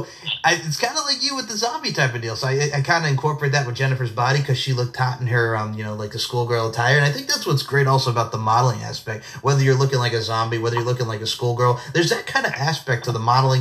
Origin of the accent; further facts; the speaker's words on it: Long Island, New York, United States; moved away; it was great to be back on Long Island, get to visit my best friend, Steve Nicoforo, my family